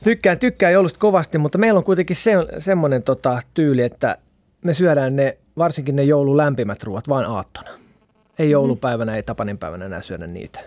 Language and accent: Finnish; South Ostrobothnia, Finland; Mä oon Etelä-Pohjanmaalta kotoisin